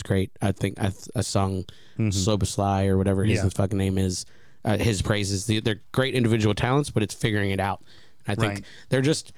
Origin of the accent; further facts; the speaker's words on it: United States; I'm an American.